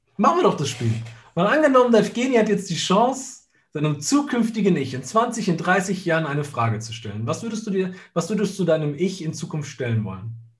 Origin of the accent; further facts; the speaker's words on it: Italy; bei uns in Italien